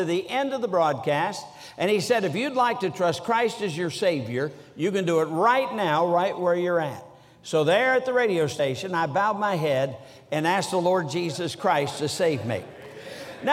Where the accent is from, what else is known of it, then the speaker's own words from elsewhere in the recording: Sturgis, Michigan, United States; But I was brought up in Sturgis, Michigan, so although I don't sound like a Yankee, I was a Yankee. I've been in the South for a long time now, and I still don't eat grits.